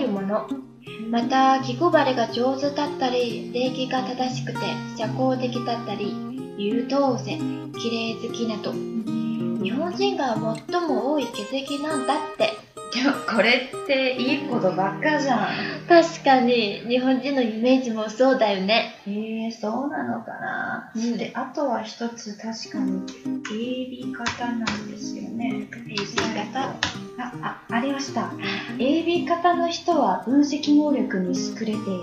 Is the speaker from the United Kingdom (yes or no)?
no; China; 私たち中国人